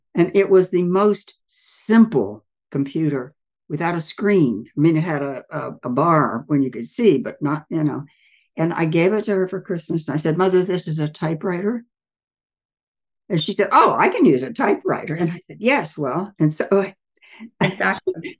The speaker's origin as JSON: {"language": "English", "region": "Southern Ohio", "country": "United States", "moved": "yes", "said": "I'm from Southern Ohio originally"}